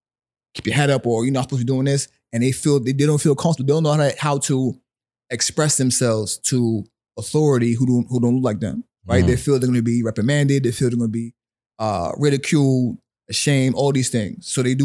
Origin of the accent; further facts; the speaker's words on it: Willingboro, New Jersey, United States; also born or lived in Brooklyn; So I was born in Brooklyn. Like I said, both my parents were from Barbados. My mother moved me to New Jersey when I was 9.